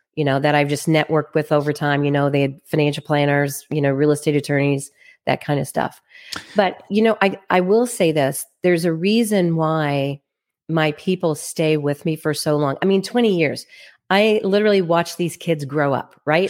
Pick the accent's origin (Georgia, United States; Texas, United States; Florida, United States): Texas, United States; Plano; now in Kansas City, United States; I am originally from Plano, Texas. That's where I was raised